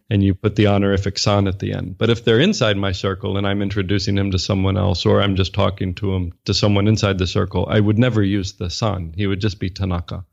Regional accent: United States; moved away as an adult; also born or lived in Japan / China; now in Singapore; I'm an American, born and raised, educated in the U S.

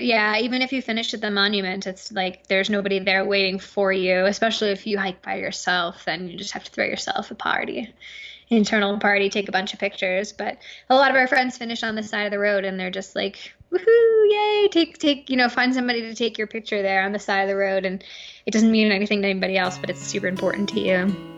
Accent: New York, United States; now in Crested Butte, United States; we're from New York

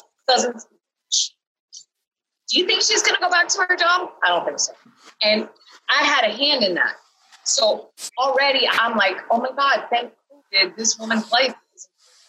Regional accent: Canada; I'm from Canada.

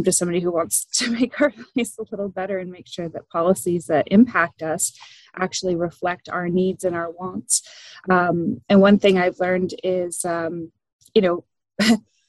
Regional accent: Quinte area, Ontario, Canada; also born or lived in Ajax, Ontario / Toronto / Stirling, Ontario; I was born in Ajax, and I grew up in the Quinte area

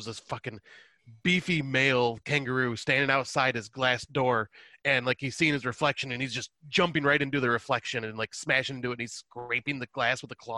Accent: United States; I am American

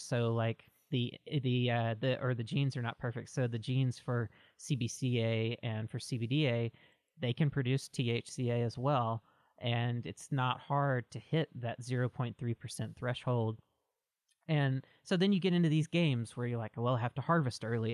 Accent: Mississippi, United States; moved away as an adult; now in Oregon, United States; I'm originally from Mississippi and grew up in the South my whole life. I moved out to Oregon about seven years ago or so

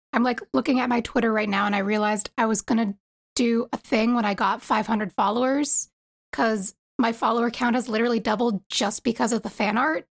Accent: East Coast, United States; I'm from the East Coast

